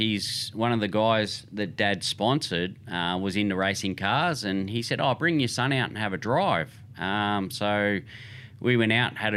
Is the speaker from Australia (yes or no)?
yes; Sydney, New South Wales, Australia; Yep. Yeah, I grew up in Sydney.